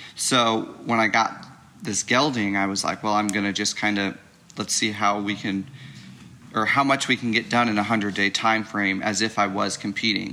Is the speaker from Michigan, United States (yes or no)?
no; St. Louis area, Illinois side, United States; I'm from the St. Louis, Missouri area on the Illinois side of the river.